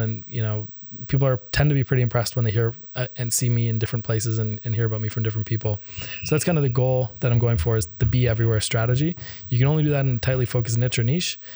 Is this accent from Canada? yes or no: yes; Canada; I'm Canadian.